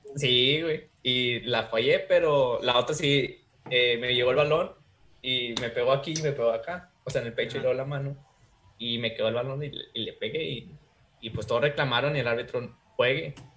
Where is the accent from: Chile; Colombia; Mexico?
Mexico; Así somos los mexicanos